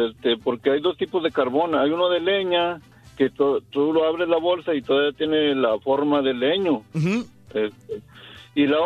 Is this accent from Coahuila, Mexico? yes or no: yes; Coahuila, Mexico; hay diferentes tipos de carbón porque yo soy de Mútil, Coahuila.